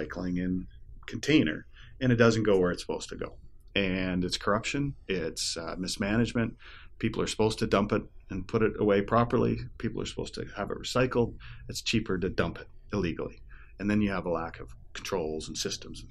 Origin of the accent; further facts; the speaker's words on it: Toronto, Ontario, Canada; also born or lived in British Columbia; now in Ottawa, Canada; I live here in Ottawa, Canada. I grew up in Toronto and spent a lot of years out in beautiful British Columbia